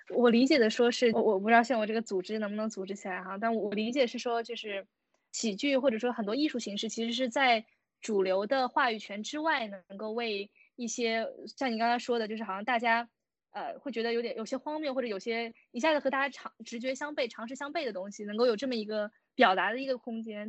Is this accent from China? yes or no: yes; China; 因为我是在国内长大嘛